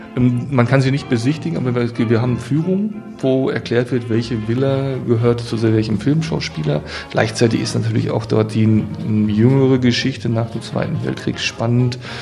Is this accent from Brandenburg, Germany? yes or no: yes; Potsdam, Brandenburg, Germany; als Potsdamer